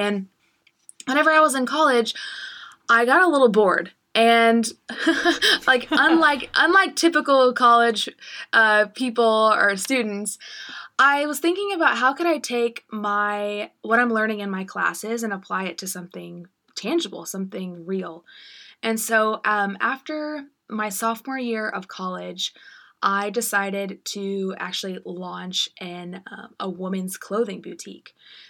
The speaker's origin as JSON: {"language": "English", "region": "Illinois", "country": "United States", "tie": "born or raised there", "said": "I am from the cornfields of Illinois, from a really small town of about 500 people, lived in the same area my whole life, went on to a small state school about 30 minutes away from home"}